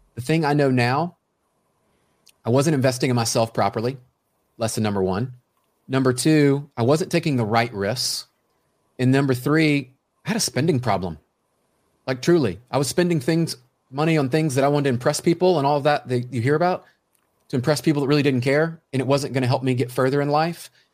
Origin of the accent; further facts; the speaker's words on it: Memphis, Tennessee, United States; I grew up in Memphis, Tennessee